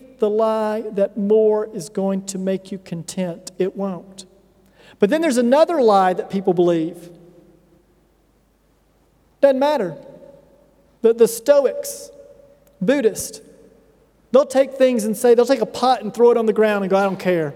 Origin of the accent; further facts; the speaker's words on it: United States; moved away; The culture I come from the United States, one of the most affluent cultures on earth